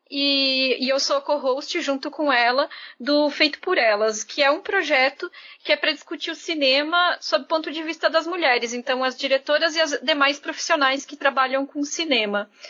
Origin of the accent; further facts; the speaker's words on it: Santa Catarina, Brazil; accent: mixed; also born or lived in Manaus; now in São Paulo, Brazil; É, eu sou catarinense, eu morei alguns anos em Manaus e agora eu tô morando um semestre em São Paulo, porque eu comecei o doutorado também. Então meu sotaque tá desse jeito, assim, todo misturado já.